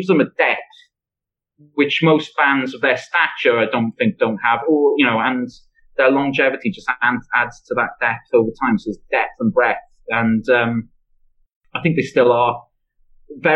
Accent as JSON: {"language": "English", "town": "Swansea", "region": "Wales", "country": "United Kingdom", "accent": "Swansea", "said": "my accent is a bit of a giveaway, isn't it? And, you know, and the way I sing it after every sentence is an even bigger giveaway that I'm from Swansea and not another place in Wales"}